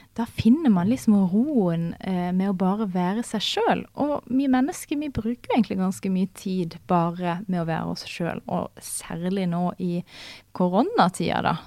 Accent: Farsund, Agder, Norway; Jeg kommer fra Farsund, som er på Sørlandet, ikke så langt ifra Dyreparken

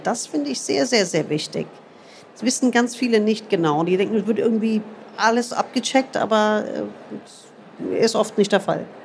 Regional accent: United States; moved away; ich bin in den USA groß geworden

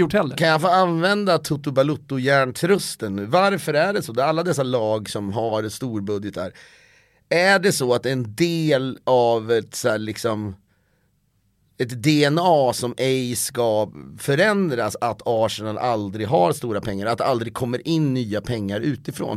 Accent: Köping, Västmanland, Sweden; also born or lived in Stockholm; now in Los Angeles, United States; jag känner mig mer hemma i Köping än i Stockholm

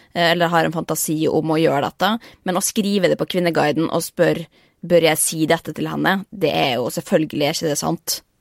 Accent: Norway; moved away as an adult; hjemme i Norge

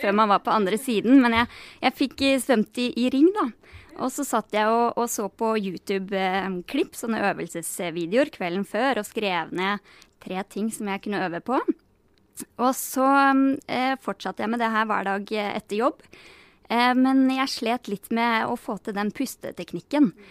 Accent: Geilo, Buskerud, Norway; also born or lived in Denmark; fikk meg jobb som fysioterapeut på Geilo i hjemtraktene mine

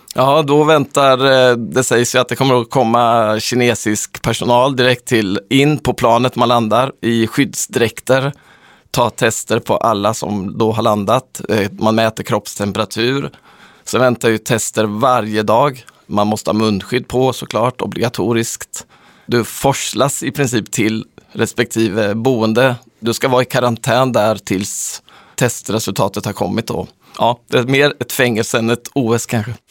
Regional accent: Sweden; som svensk

